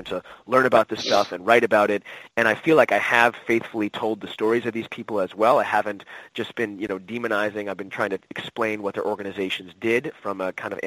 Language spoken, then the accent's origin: English; United States; as an American